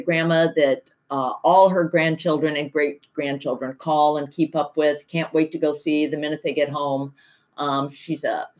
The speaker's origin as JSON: {"language": "English", "town": "Cedar Rapids", "region": "Iowa", "country": "United States", "tie": "born or raised there", "moved": "as an adult", "said": "I grew up in Cedar Rapids, and my husband Jim grew up in Iowa City"}